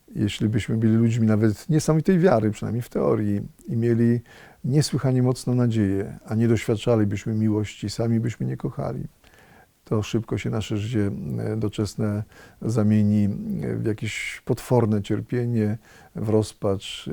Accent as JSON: {"language": "Polish", "town": "Radom", "region": "Masovian Voivodeship", "country": "Poland", "tie": "born or raised there", "moved": "yes", "said": "z Radomia, z, moje, z mojego rodzinnego miasta"}